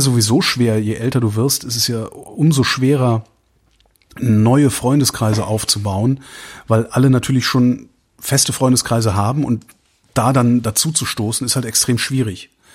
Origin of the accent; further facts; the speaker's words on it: Cologne, North Rhine-Westphalia, Germany; now in Berlin, Germany; ich komme aus, aus Köln